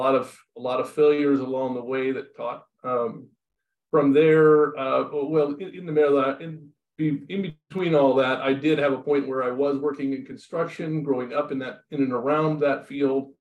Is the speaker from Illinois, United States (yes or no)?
no; Los Osos, California, United States; I grew up in Los Osos, California.